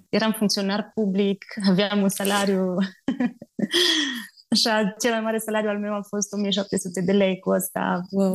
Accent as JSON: {"language": "Romanian", "town": "Bistrița", "region": "Bistrița-Năsăud", "country": "Romania", "moved": "as an adult", "lives_now": "Rubuguri, Uganda", "said": "provin din Bistrița, dintr-o familie simplă, obișnuită"}